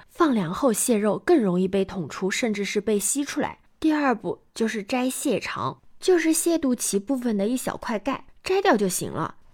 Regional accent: Yancheng, Jiangsu, China; 我的老家盐城

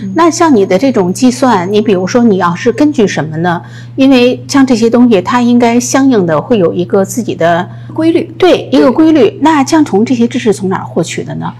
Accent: Beijing, China; moved away as an adult; now in United States; 你知道我是一个北京人哈

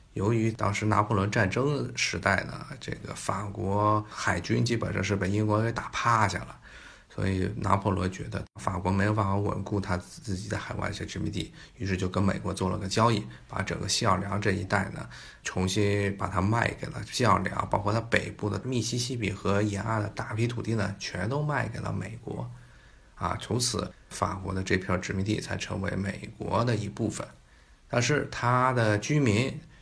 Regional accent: China; 我们中国人很熟悉的一种，啊，食材

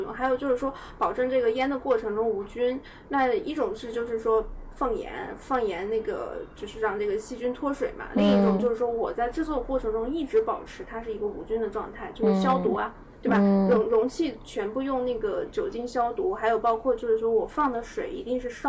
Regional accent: North China, China; 南方人努力吧，就是我们北方人比较懒，就找一块大石头

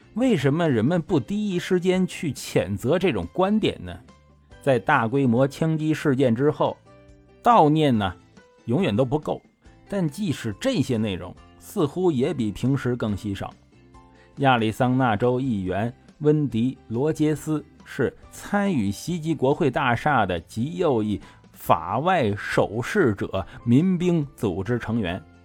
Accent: China; 我们中国人

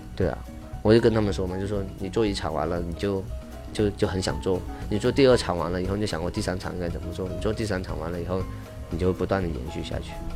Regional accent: Guangxi, China; moved away as an adult; now in Los Angeles, United States; 我是广西的

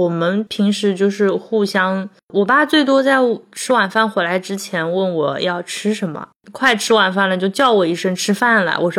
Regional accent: Ningbo, Zhejiang, China; 身为一个宁波人，

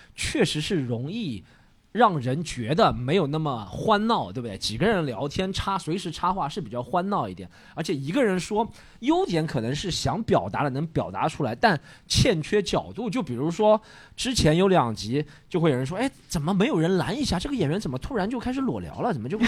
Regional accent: Shanghai, China; 我是上海人

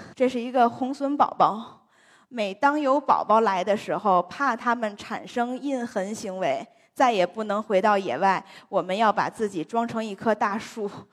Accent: China; 我国地大物博，然后地形地貌的种类又非常丰富

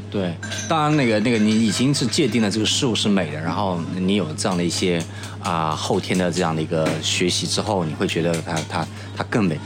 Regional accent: Chun'an, Zhejiang, China; moved away; 我的家乡是浙江的千岛湖，那是一个汾井，很漂亮的地方

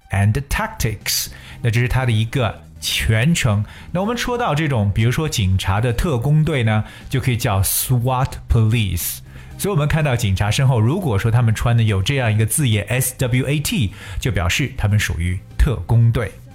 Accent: China; 八月一号的建军节是我们中国人民解放军建军的纪念日

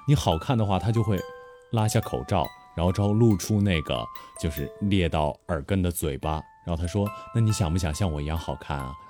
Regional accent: Northeast China, China; 我本来也是东北人嘛

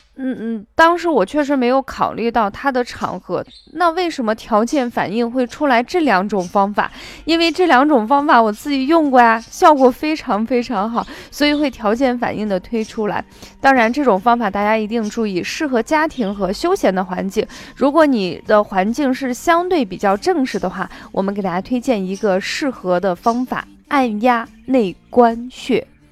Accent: Shaanxi, China; accent: Shaanxi dialect; 这个柿地我们陕西话叫柿子板

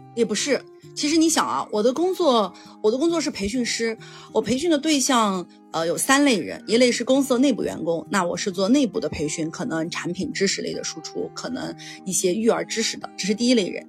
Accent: Yunnan, China; 因为我是云南人，我觉得我们云南还是 不流行的

